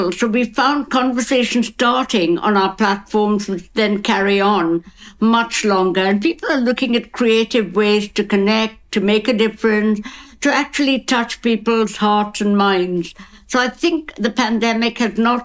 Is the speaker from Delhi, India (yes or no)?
no; Kolkata, West Bengal, India; now in London, United Kingdom; I'm from Calcutta.